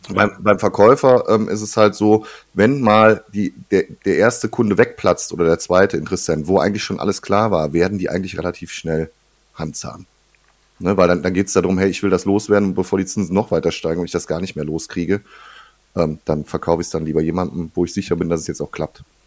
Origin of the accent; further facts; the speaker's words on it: Ruhr area, North Rhine-Westphalia, Germany; bei uns im Ruhrgebiet hier